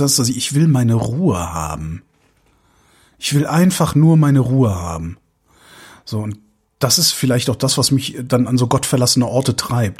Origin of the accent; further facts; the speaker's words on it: Cologne, North Rhine-Westphalia, Germany; now in Berlin, Germany; auch in Köln würde ich auch, würde ich es auch gut aushalten können, ähm, weil es halt auch meine Heimatstadt ist